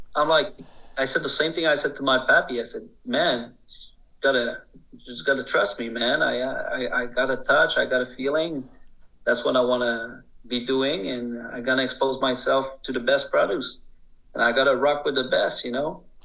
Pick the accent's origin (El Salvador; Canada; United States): Canada; Quebec